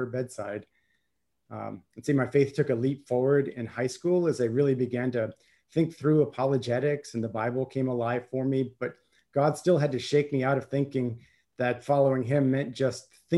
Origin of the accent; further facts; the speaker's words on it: the American South, United States; also born or lived in Scotland; growing up in the American South